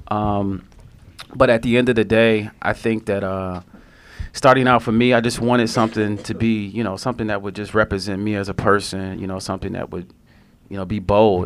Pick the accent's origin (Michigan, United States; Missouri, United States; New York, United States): Michigan, United States; Detroit; I'm from Detroit